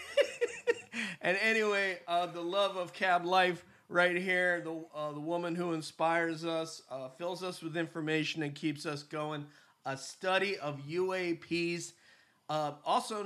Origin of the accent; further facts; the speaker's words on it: New York City, New York, United States; now in England, United Kingdom; Nueva York City, my home state there